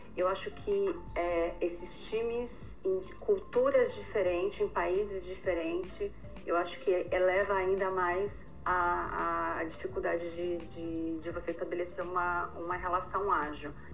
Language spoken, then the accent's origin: Portuguese; Brazil; moved away as an adult; eu vim do Brasil, sou casada